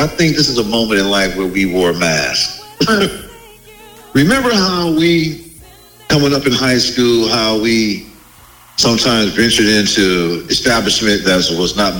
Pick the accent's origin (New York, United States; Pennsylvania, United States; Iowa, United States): New York, United States; Buffalo; I was born in Buffalo, New York.